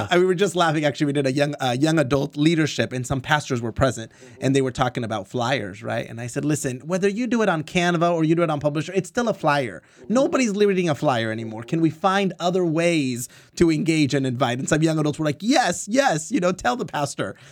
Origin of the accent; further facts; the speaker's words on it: Orange County, California, United States; I was born and raised in Orange County